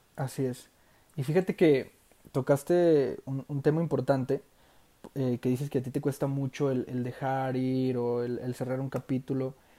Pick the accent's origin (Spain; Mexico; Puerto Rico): Mexico; Durango; soy de Durango, Durango, México, tierra de los alacranes